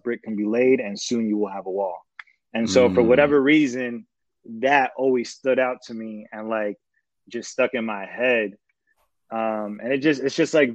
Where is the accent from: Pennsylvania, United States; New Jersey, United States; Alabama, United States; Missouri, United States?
New Jersey, United States; Atlantic City; moved away as an adult; now in Los Angeles, United States; I'm from the South Jersey area, so Atlantic County, Atlantic City, that whole area. Grew up there